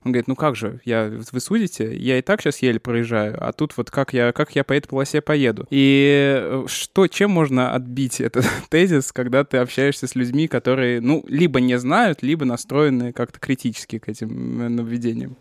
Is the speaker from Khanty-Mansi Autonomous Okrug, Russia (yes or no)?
no; Chapayevsk, Samara Oblast, Russia; now in Moscow, Russia; В моем родном городе Чапаевске